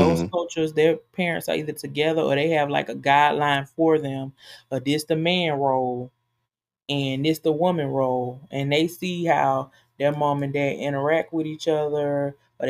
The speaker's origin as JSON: {"language": "English", "country": "United States", "tie": "born or raised there", "said": "I was born and raised in America, so African-American woman"}